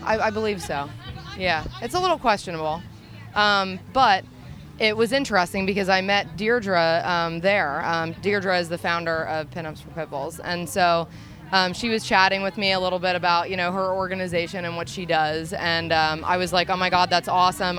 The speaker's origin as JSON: {"language": "English", "town": "Reading", "region": "Pennsylvania", "country": "United States", "said": "we're from the Reading, Pennsylvania area"}